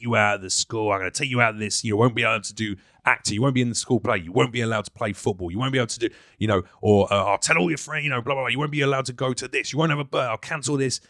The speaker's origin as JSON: {"language": "English", "region": "London", "country": "United Kingdom", "also_born_or_lived": "New York, United States", "accent": "Mockney", "moved": "as an adult", "lives_now": "Los Angeles, United States", "said": "I'm a Londoner"}